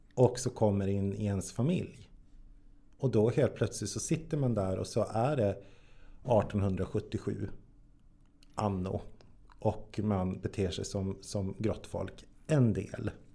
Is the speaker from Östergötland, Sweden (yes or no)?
no; Jokkmokk, Norrbotten County, Sweden; jag är född och uppväxt i Jokkmokk.